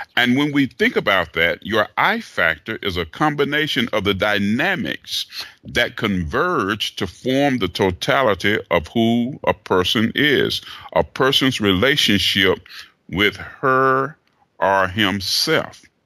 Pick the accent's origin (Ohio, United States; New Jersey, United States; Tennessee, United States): Tennessee, United States; Chattanooga; moved away as an adult; now in Atlanta, United States; Originally born and raised in Chattanooga, Tennessee.